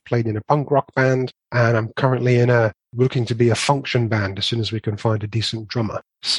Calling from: West Midlands, United Kingdom; I'm in sunny Staffordshire.

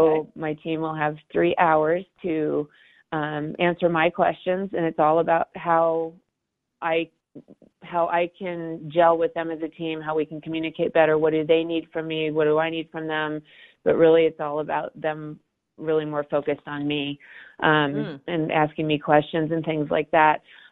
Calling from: Denver, Colorado, United States; So I'm calling from Denver.

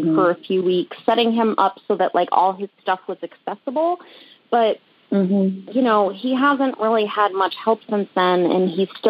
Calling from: Rhode Island, United States; I'm calling from Rhode Island.

